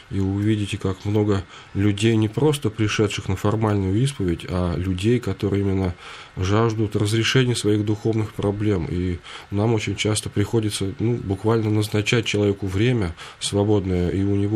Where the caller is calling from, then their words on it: Pskov Oblast, Russia; я из Псковской области, верующий ….